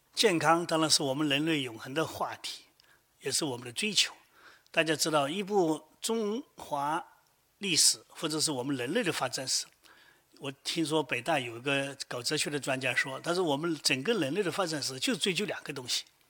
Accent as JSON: {"language": "Chinese", "country": "China"}